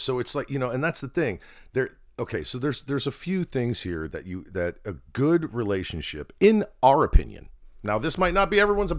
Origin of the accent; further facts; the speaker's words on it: New Jersey, United States; I grew up in Jersey.